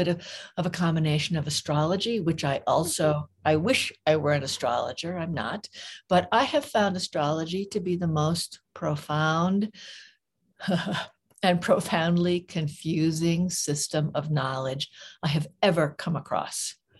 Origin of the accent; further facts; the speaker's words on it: California, United States; now in Santa Fe, United States; I was born in California.